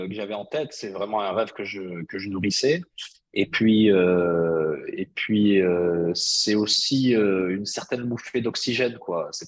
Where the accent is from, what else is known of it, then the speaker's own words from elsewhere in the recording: Bhalil, Fès-Meknès, Morocco; dans mon patelin de, de Baalil euh, mm. littéralement traduit, ça veut dire le charme de la nuit.